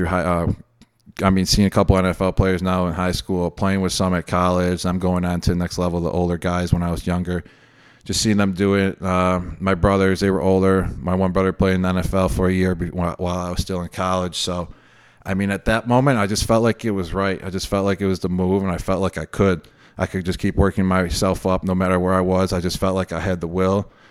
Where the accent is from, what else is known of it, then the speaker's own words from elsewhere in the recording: Buffalo, New York, United States; I grew up in Buffalo, New York.